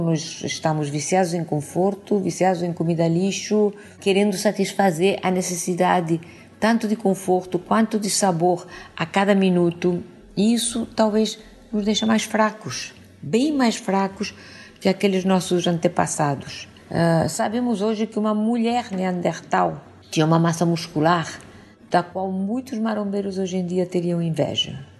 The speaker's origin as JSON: {"language": "Portuguese", "country": "Spain", "second_language": "Portuguese", "moved": "as an adult", "lives_now": "Rio de Janeiro, Brazil", "said": "apesar de eu ser espanhola, vocês saberão desculpar esse meu sotaque"}